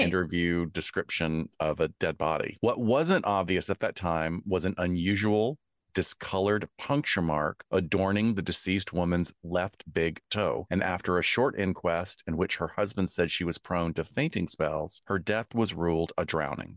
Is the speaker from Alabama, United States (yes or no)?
yes; Alabama, United States; I am from Alabama